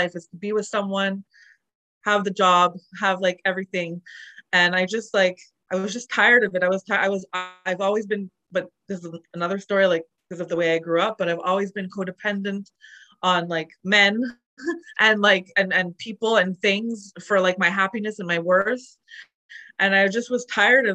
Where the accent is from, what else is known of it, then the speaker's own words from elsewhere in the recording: Montreal, Quebec, Canada; moved away as an adult; also born or lived in Calgary; I'm originally from Montreal, but I was in Calgary just trying to live my life